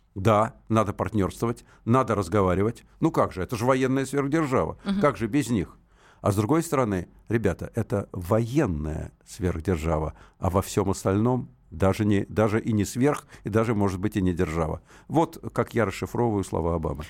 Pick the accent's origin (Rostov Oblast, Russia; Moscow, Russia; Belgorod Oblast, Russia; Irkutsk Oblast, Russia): Moscow, Russia; first language Russian; у меня родной язык русский, я москвич